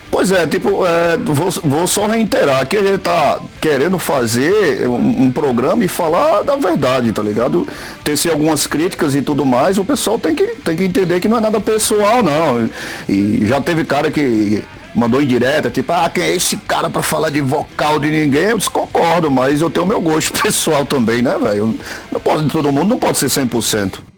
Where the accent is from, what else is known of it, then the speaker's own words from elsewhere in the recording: Caicó, Rio Grande do Norte, Brazil; eu sou, eu sou de Caicó